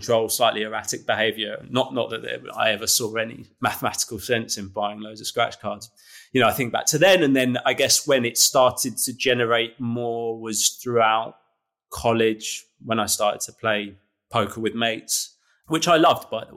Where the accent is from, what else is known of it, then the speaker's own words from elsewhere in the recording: London, United Kingdom; I'm born and bred in London. You know, I've grown up in London, lived here all my life